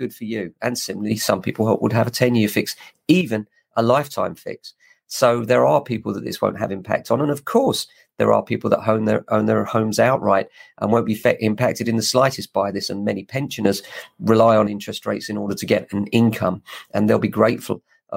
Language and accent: English; England, United Kingdom; Very proud of being English